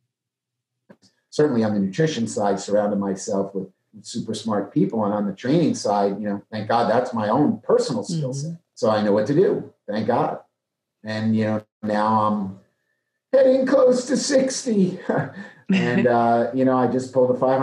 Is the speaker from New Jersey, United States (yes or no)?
yes; New Jersey, United States; moved away; also born or lived in Maryland; I'm from New Jersey.